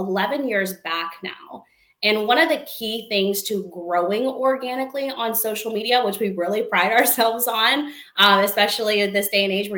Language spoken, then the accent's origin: English; Pennsylvania, United States; moved away as an adult; now in Texas, United States; I'm originally from Pennsylvania